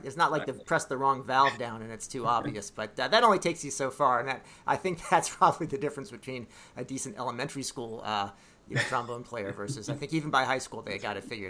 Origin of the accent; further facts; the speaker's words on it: Bethesda, Maryland, United States; I grew up in Bethesda.